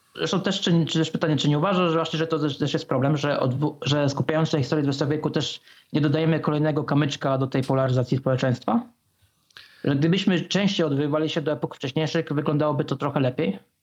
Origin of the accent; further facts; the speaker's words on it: Bydgoszcz area, Kuyavian-Pomeranian Voivodeship, Poland; pochodzę z, pochodzę z okolic Bydgoszczy